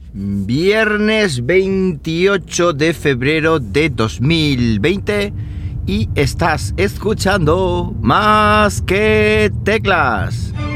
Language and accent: Spanish; Andalusia, Spain; hoy es el día de Andalucía, el día de mi tierra